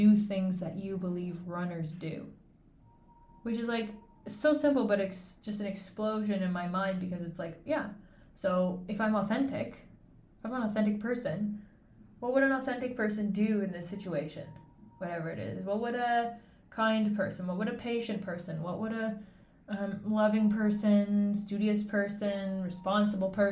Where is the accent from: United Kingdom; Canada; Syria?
Canada; moved away as an adult; also born or lived in Switzerland; I'm Canadian